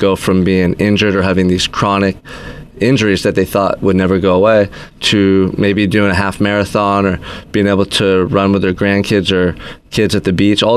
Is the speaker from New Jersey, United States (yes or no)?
no; Goleta, California, United States; I was born in Goleta. Nice. Raised here, went to Dos Pueblos High School.